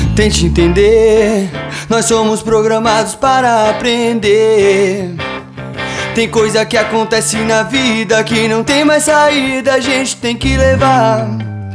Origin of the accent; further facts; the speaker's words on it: Mato Grosso do Sul, Brazil; now in São Paulo, Brazil; a gente é do Mato Grosso do Sul. A gente veio aqui mesmo pra, pra São Paulo.